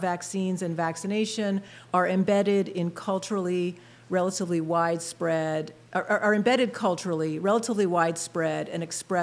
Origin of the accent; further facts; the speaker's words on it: outside of Philadelphia, Pennsylvania, United States; moved away as an adult; also born or lived in Blacksburg, Virginia; now in Harrisburg, United States; I grew up in Pennsylvania, outside of Philadelphia